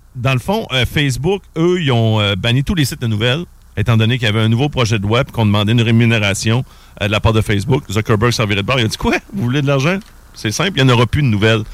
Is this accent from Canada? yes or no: yes; Quebec City, Quebec, Canada; je venais de Québec